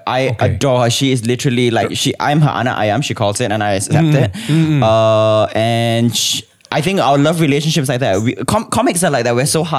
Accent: Singapore

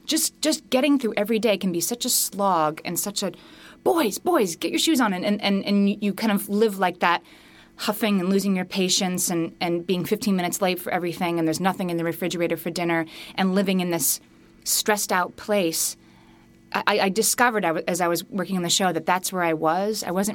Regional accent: Scranton, Pennsylvania, United States; When I was growing up in Scranton, Pennsylvania, my mother signed me up for the nursery school on the corner and walked me over there the first day.

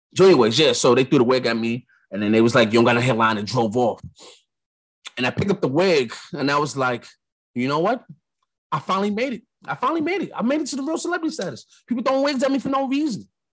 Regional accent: New York, United States; I'm from New York

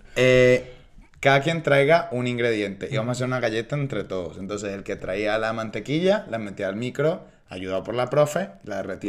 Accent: Venezuela; now in Spain; vengo de un lugar donde la libertad de expresión está cuartada

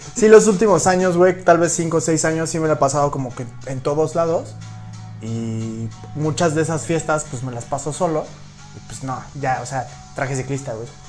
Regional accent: Mexico; como mexicanos

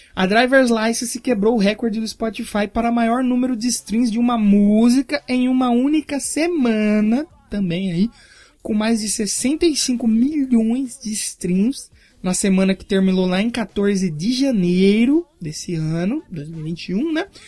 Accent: Brazil; eu sou brasileiro

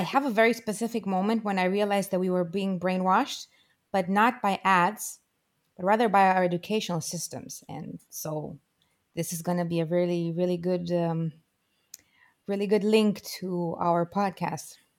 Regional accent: Romania; there was a huge difference for me growing up in Romania

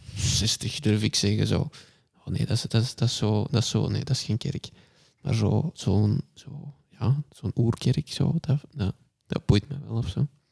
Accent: Kempen, Flanders, Belgium; onze Kempische kleinburgerlijkheid

